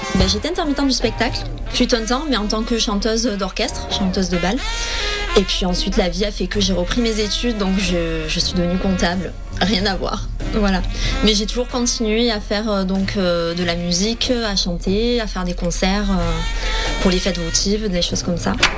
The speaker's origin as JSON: {"language": "French", "town": "Avignon", "region": "Provence-Alpes-Côte d'Azur", "country": "France", "said": "je viens d'Avignon."}